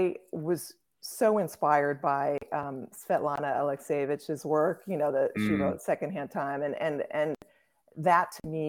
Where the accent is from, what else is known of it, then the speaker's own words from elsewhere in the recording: Brussels, Brussels-Capital Region, Belgium; born there; Yes, I was born in Brussels. My parents lived there for a few years.